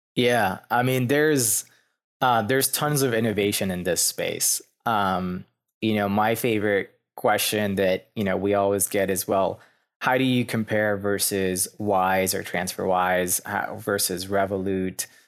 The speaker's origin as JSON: {"language": "English", "country": "Lebanon", "tie": "born or raised there", "also_born_or_lived": "Pennsylvania, United States / Philadelphia, United States / New York City, United States", "moved": "as an adult", "lives_now": "Louisville, United States", "said": "I'm actually was born and raised in Lebanon"}